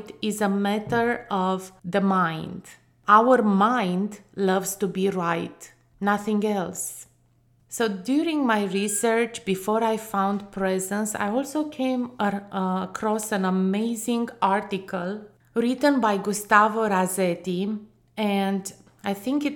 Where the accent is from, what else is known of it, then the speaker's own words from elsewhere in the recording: Romania; growing up in Romania, a country that for over 45 years was under a communist regime